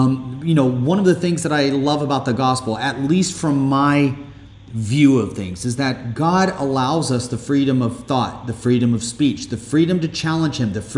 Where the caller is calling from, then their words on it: Dubai, United Arab Emirates; And I'm doing this podcast with you. I'm calling you from Dubai.